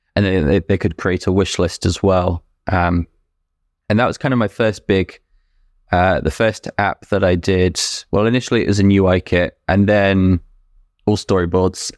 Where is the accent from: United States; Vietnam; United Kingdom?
United Kingdom; moved away as an adult; now in New Brunswick, Canada; I was born and raised in the U K, lived there until, uh, August twenty twenty.